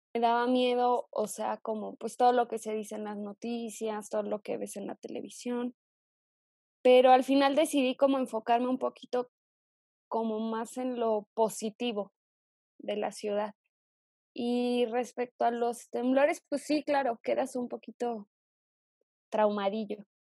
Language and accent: Spanish; Morelia, Michoacán, Mexico; moved away as an adult; also born or lived in Zitácuaro, Michoacán / Mexico City; yo nací en Zitácuaro, Michoacán, y me mudé muy chava a Morelia, que es la capital de, de acá del estado. Entonces, crecí